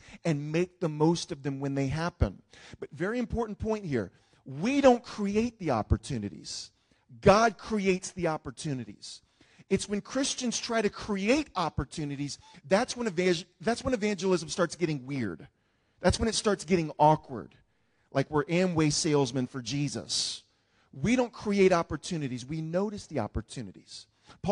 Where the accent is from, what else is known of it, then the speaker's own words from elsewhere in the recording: New Orleans, Louisiana, United States; growing up in New Orleans around Mardi Gras